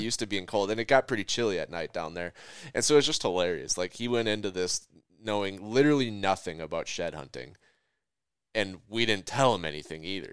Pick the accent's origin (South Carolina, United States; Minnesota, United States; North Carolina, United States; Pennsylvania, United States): Minnesota, United States; I'm from Minnesota.